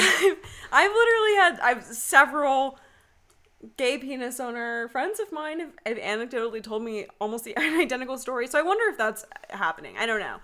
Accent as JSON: {"language": "English", "region": "the South", "country": "United States", "said": "I'm originally from the South"}